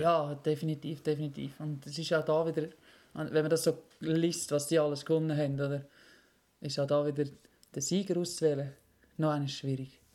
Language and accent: German; Switzerland; als Schweizer